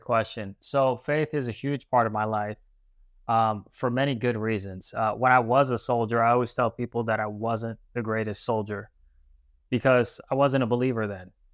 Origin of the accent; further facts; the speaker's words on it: New Haven, Connecticut, United States; moved away as an adult; now in Florida, United States; I grew up in New Haven, Connecticut